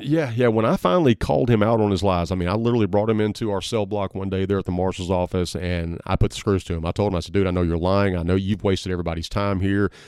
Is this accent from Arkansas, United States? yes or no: yes; Southeast Arkansas, United States; I grew up in Southeast Arkansas